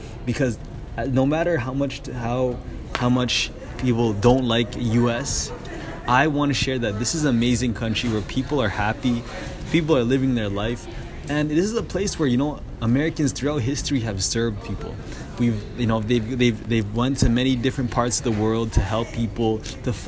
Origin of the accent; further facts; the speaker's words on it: Canada; being a Canadian